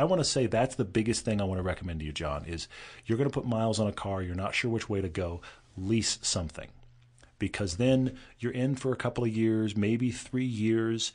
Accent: Texas, United States; moved away; also born or lived in California; growing up in Texas

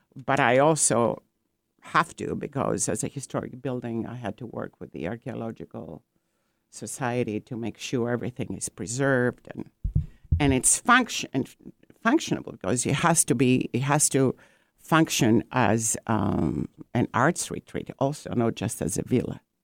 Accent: Greece; also born or lived in Corfu; now in Seattle, United States; I am from Greece and my ancestors are from the island of Corfu. And, um, I've been in, um, Seattle in U S for about forty-five years now.

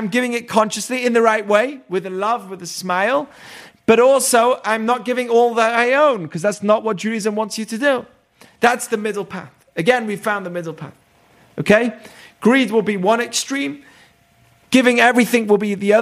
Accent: England, United Kingdom; moved away; I grew up in England.

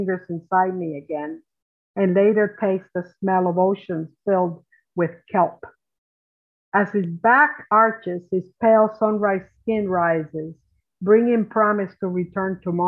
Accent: Cuba; also born or lived in New Jersey / Appalachia; I am from the mountains. In Appalachia all day long, but I am from Cuba at night.

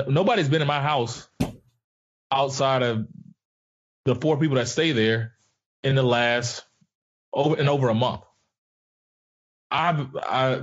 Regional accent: Pensacola, Florida, United States; I pray for my hometown. I pray for Pensacola.

